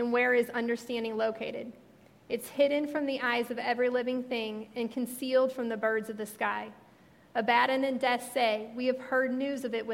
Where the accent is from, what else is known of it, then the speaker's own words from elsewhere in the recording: Missouri, United States; moved away; since I'm from Missouri, and all my family are from Missouri